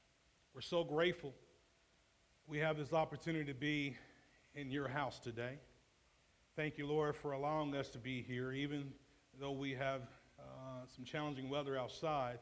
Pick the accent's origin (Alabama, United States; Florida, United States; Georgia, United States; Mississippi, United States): Georgia, United States; Atlanta; now in Indianapolis, United States; born and raised in Atlanta